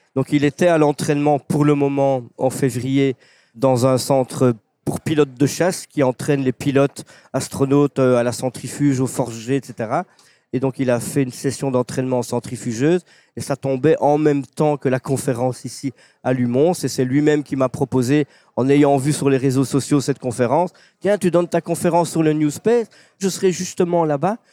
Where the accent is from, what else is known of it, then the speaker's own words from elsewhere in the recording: Belgium; un petit Belge